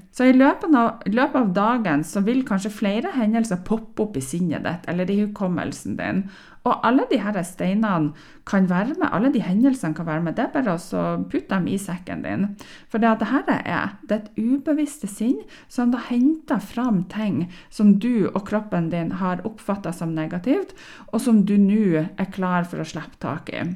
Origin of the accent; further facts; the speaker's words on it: Northern Norway, Norway; Jeg er nordlending